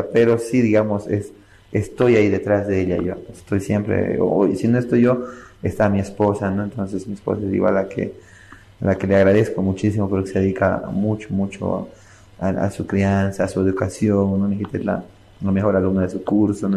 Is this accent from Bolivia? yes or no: yes; Bolivia; nosotros estemos desunidos como Boliviano